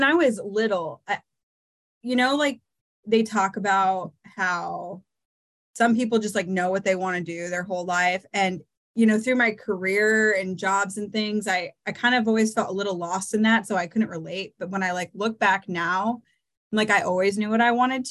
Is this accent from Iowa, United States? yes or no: yes; Eastern Iowa, United States; I'm born and raised in Eastern Iowa